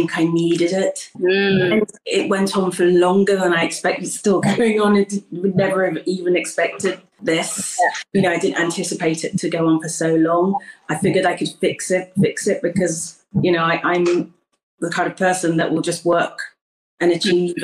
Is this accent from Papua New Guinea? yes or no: no; United Kingdom; I was born in the UK and I'm Ghanaian, so I'm British Ghanaian